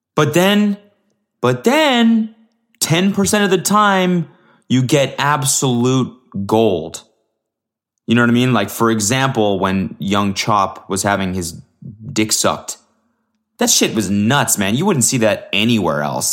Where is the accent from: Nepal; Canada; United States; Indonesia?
Canada; I'm Canadian